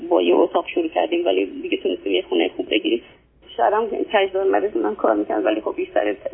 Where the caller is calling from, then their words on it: Iran; نه از ایران هستم